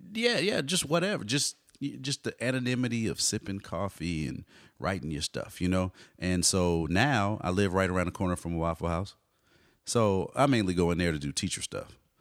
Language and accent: English; Austin and Dallas, Texas, United States; moved away as an adult; now in California, United States; I'm the Austin and Dallas guy